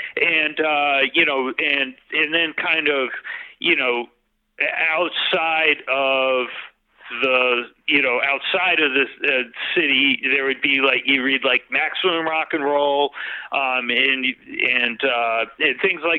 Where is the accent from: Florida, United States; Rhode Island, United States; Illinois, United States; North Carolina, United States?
Rhode Island, United States; Newport; born and raised in Newport, and this is where I grew up